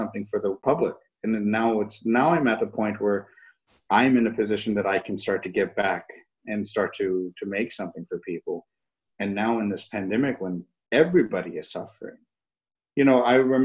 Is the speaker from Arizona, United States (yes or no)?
no; Fort Worth, Texas, United States; I grew up in Fort Worth, Texas.